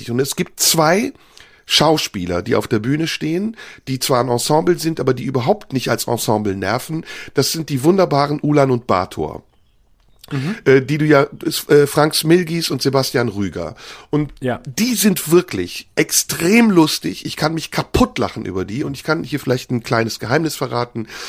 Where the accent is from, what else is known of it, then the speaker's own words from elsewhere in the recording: Turkey; Wenn ich als Türke anfange, über deutsche Themen zu sprechen